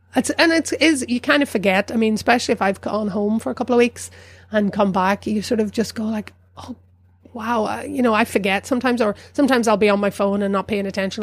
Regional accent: South Down, Northern Ireland, United Kingdom; moved away as an adult; also born or lived in Newry; now in New York, United States; I grew up in South Down

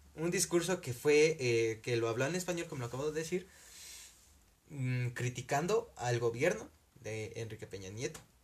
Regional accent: Mexico; como mexicanos

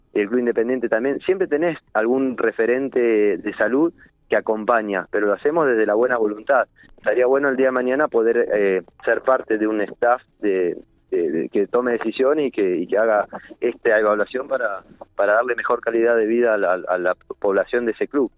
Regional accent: General Pico, La Pampa, Argentina; moved away as an adult; yo desde que vine a Pico en el año 2000, que soy de Pico, pero desde que me recibí volví

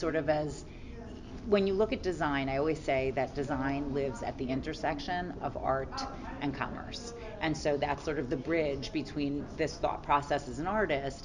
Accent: New York City, New York, United States; I'm a New Yorker, so certainly like the grit of the city, you know, inspires some of my work

